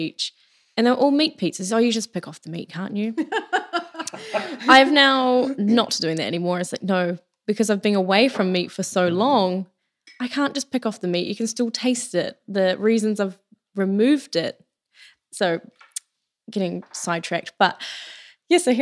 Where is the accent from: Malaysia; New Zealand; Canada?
New Zealand; growing up in New Zealand, my parents are farmers.